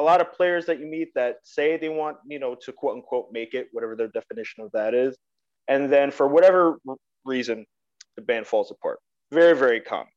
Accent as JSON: {"language": "English", "town": "New York City", "region": "New York", "country": "United States", "tie": "born or raised there", "said": "I grew up in New York City"}